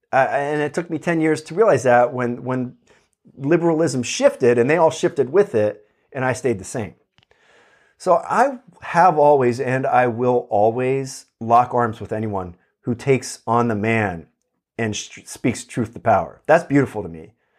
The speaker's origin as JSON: {"language": "English", "region": "Pennsylvania", "country": "United States", "tie": "born or raised there", "lives_now": "California, United States", "said": "It's bizarre, you know, like to someone growing up in Pennsylvania, it was weird."}